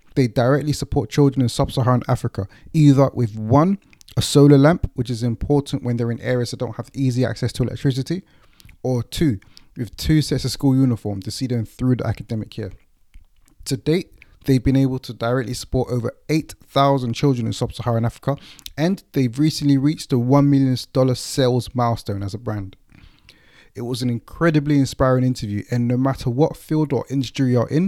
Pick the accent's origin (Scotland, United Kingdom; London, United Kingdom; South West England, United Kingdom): London, United Kingdom; I grew up in East London